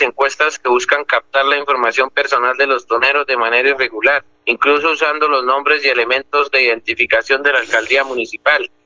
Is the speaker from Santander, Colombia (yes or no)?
yes; Berlín, Santander, Colombia; mi tierra, en Berlín